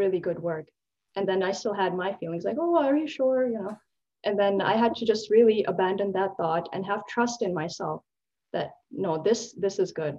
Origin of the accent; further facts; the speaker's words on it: Pakistan; being a Pakistani and a South Asian woman